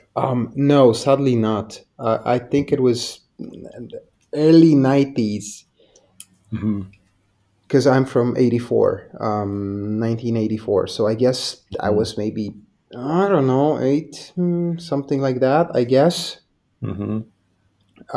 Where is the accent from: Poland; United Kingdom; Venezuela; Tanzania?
Poland; I'm from Poland. So back in the 90s, it was a bit of a wild east here.